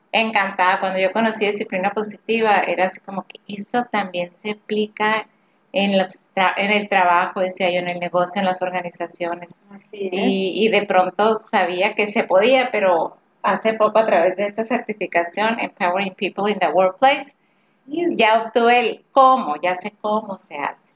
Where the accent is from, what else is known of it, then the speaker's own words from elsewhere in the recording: Hermosillo, Sonora, Mexico; accent: northern; como decimos aquí en Hermosillo, somos de Hermosillo, del norte. Lo mejor ya lo notaron en nuestra voz.